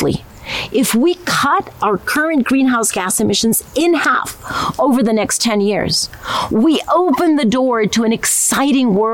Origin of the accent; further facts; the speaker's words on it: Costa Rica; I come from Costa Rica, a country known for our deep commitment